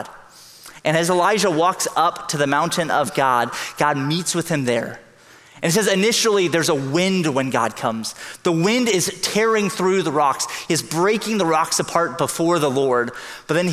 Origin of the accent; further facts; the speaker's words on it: Hong Kong; now in San Jose, United States; I grew up in Hong Kong. It's a big city.